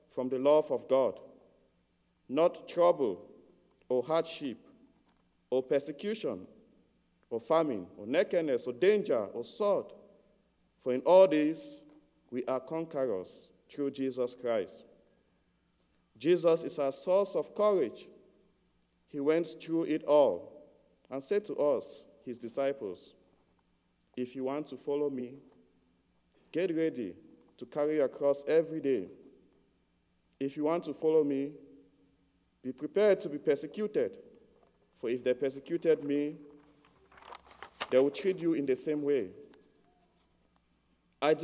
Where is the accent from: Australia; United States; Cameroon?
Cameroon; I grew up in Cameroon, in a rural area of Cameroon.